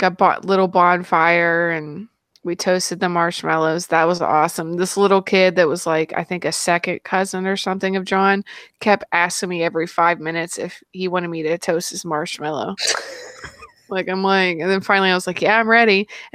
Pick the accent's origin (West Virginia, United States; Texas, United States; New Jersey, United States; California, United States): West Virginia, United States; I'm definitely from West Virginia